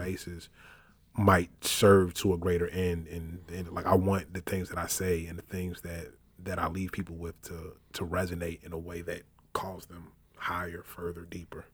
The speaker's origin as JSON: {"language": "English", "town": "Richmond", "region": "Virginia", "country": "United States", "tie": "born or raised there", "also_born_or_lived": "Brooklyn, New York", "moved": "as an adult", "lives_now": "Miami, United States", "said": "Before that, I called Richmond, Virginia home, where I did most of my growing up, though I was born in Brooklyn, New York"}